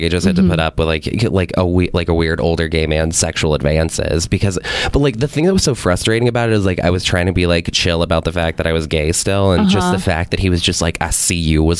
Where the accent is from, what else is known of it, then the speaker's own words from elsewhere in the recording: Louisiana, United States; And I mean, I was like a young kid growing up in Louisiana, so like I had no idea like of like the vast like perspective that was going to end up happening